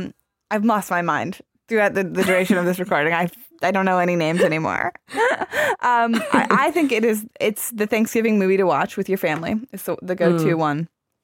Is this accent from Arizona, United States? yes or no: yes; Arizona, United States; moved away; I'm from Arizona originally